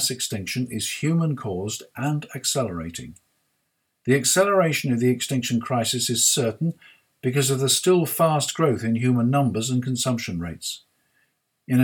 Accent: United Kingdom; I'm British

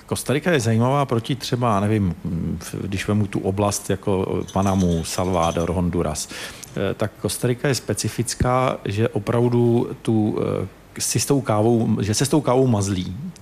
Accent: Czechia; jsme z Československa

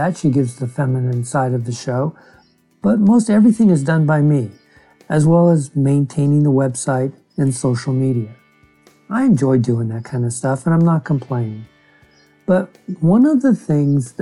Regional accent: Bakersfield, California, United States; I'm a guy from Bakersfield

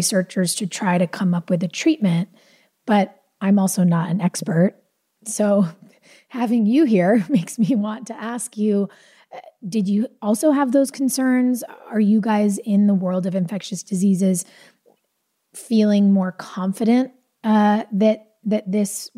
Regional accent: California, United States; I grew up in California

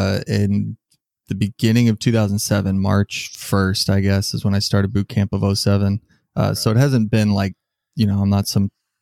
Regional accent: California, United States; I'm a big fan of the West Coast in general. I grew up in Southern California.

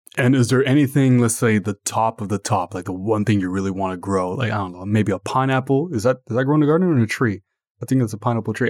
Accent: Ottawa, Ontario, Canada

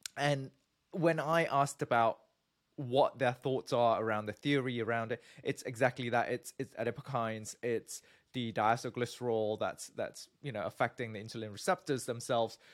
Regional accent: Malaysia; moved away; also born or lived in Singapore; I'm from Malaysia originally

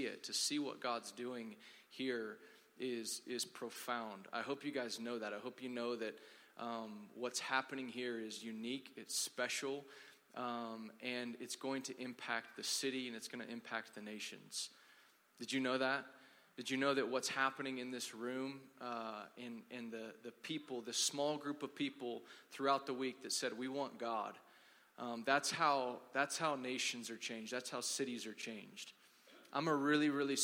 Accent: Dallas, Texas, United States; I'm from Dallas, and I have a wife

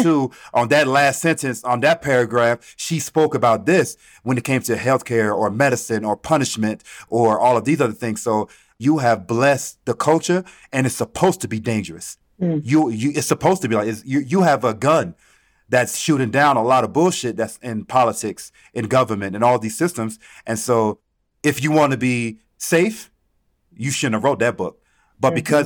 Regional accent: Atlanta, Georgia, United States; also born or lived in Caribbean; So growing up in Atlanta, in the city

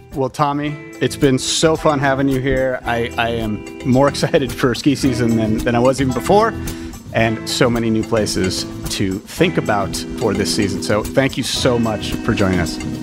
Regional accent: United States; as an American

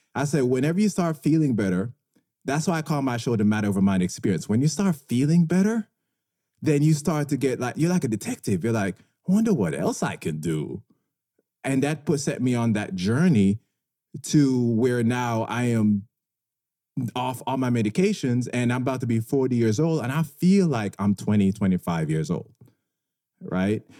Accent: Jamaica; moved away; I grew up in Jamaica

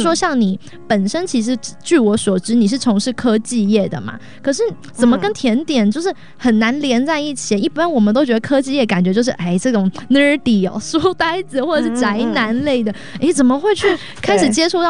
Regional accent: Taiwan; now in United States; 哇，这个是远嫁台湾哦，我是从台湾嫁来美国啦，所以我们两个是这样颠倒交换了。

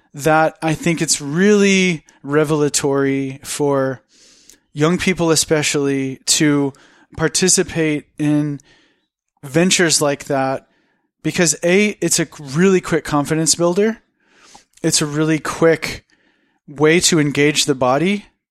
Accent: United States; being an American, being a white, cisgendered, educated, in my opinion, good-looking American

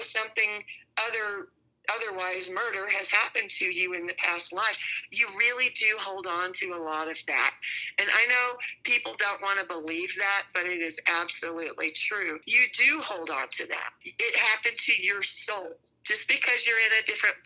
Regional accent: Texas, United States; also born or lived in San Francisco area, California; now in Arizona, United States; growing up in Texas

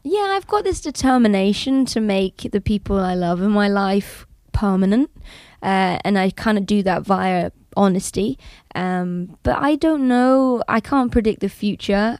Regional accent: United Kingdom; being British

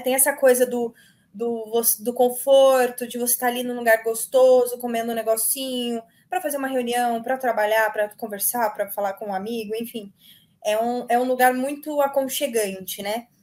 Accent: Minas Gerais, Brazil; minha família é toda é mineira, eu nasci em Minas

